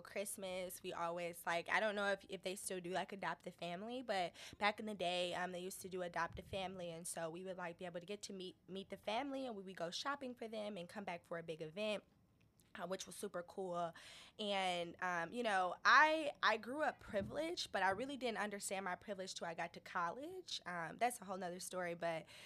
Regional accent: Detroit, Michigan, United States; I grew up in Detroit. Um, East Side Indian Village, East oh, Jefferson. East Side.

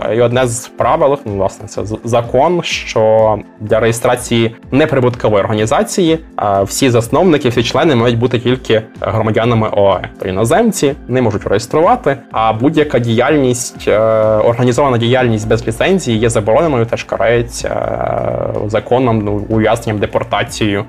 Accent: Chernivtsi, Chernivtsi Oblast, Ukraine; now in Abu Dhabi, United Arab Emirates; Я з Чернівців.

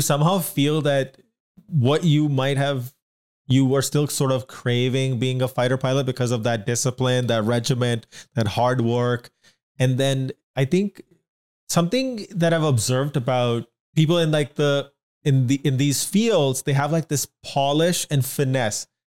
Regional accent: India; Whereas when you're growing up in India, most of the people in your school, especially if you're in a smaller city

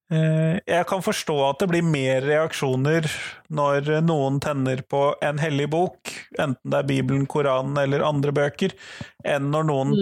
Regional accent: Norway; jeg som nordmann

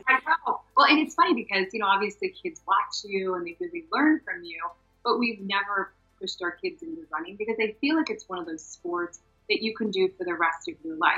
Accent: Ohio, United States; moved away as an adult; So I grew up in Ohio, went to college in Ohio, married my track cross country college sweetheart

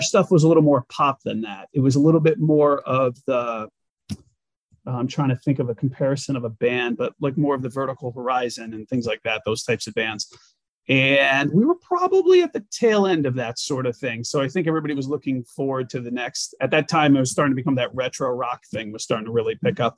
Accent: Glastonbury, Connecticut, United States; moved away as an adult; also born or lived in Hartford, Connecticut / Boston, Massachusetts / New York City, New York / upstate New York; i am a nutmegger as they call us in connecticut i grew up in glastonbury connecticut apple farm country

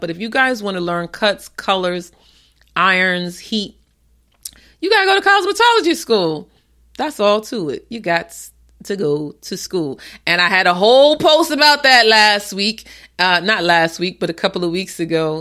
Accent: New York City, New York, United States; moved away; also born or lived in Maryland area / Tysons Corner, Virginia; I am from the Bronx and my family is in Co-op City

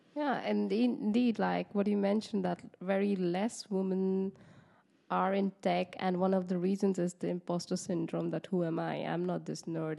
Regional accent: West Bengal, India; now in Netherlands; I am from East of India in Bengal

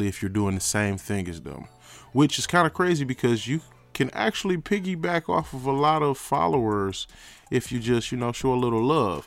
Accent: Pontiac, Michigan, United States; moved away; I'm from Pontiac, Michigan. I don't reside there anymore. But I do come, check up on my old blocks where I used to do my thing

